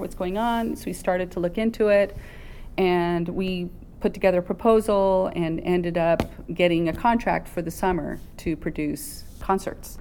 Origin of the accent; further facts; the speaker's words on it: San Bernardino, California, United States; also born or lived in Barstow, California; I grew up in San Bernardino, born in Barstow, so I'm a desert rat.